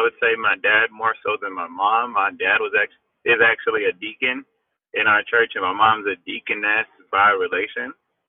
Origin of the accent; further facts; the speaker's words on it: Houston, Texas, United States; me growing up in Houston.